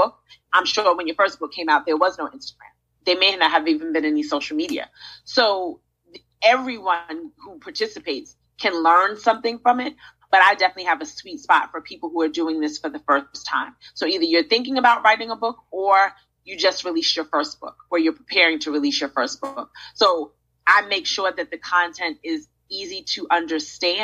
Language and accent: English; New York City, New York, United States; now in Charlotte, United States; I'm from Brooklyn, so I always root for Brooklyn